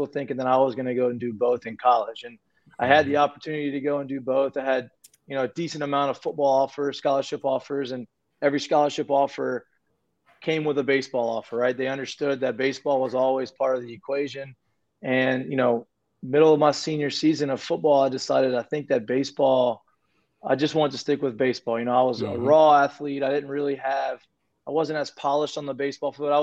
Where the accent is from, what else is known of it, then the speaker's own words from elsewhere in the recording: Lafayette, Louisiana, United States; I grew up in Lafayette, Louisiana, so it's an hour away from Baton Rouge